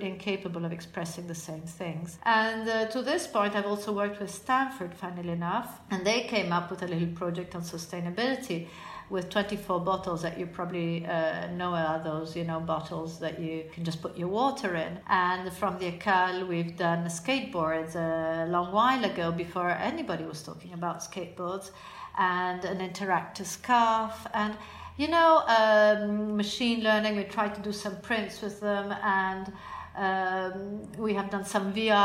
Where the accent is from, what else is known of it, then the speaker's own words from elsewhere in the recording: Florence, Tuscany, Italy; I'm Italian, probably because I come from Florence